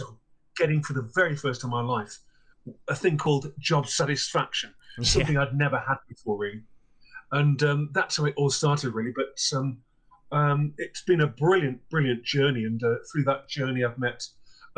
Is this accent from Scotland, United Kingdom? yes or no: no; Clitheroe, North West England, United Kingdom; also born or lived in South Lakeland, Cumbria; my hometown of Clitheroe, which is in the northwest of England.